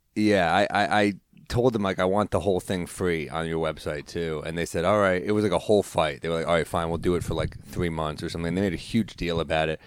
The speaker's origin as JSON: {"language": "English", "town": "New York City", "region": "New York", "country": "United States", "tie": "born or raised there", "also_born_or_lived": "New Orleans", "said": "I grew up in the city"}